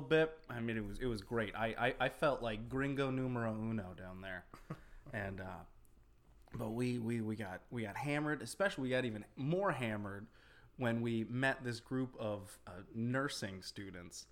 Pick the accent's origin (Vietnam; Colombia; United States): United States; Florida; moved away; I spent 14 years of my adolescence growing up in Florida